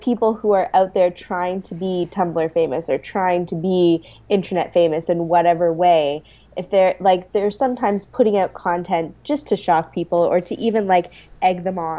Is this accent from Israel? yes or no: no; Canada; I am Canadian.